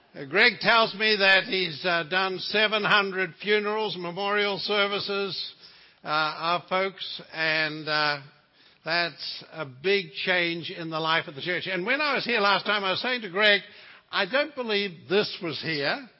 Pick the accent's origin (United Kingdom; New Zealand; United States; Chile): New Zealand; moved away; I come from the Lord of the Rings country.